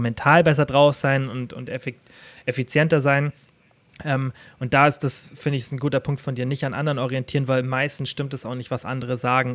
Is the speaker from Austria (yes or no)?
no; Kempten, Bavaria, Germany; bei mir zum Beispiel in meiner Heimatstadt Kempten mit den 70.000 Einwohnern